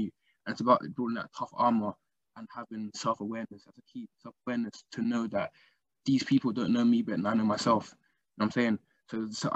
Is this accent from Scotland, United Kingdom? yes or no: no; London, United Kingdom; growing up in London